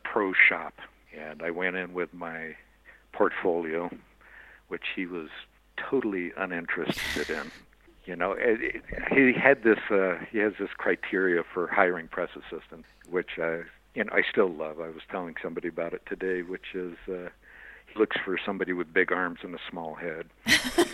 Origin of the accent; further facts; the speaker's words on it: Cupertino, California, United States; moved away as an adult; also born or lived in Chicago; now in Santa Fe, United States; I grew up in Cupertino, California before Apple arrived there